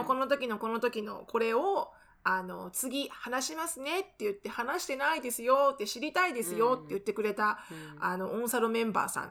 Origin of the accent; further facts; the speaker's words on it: Tokyo, Japan; moved away; 江戸川区なんて私の地元だから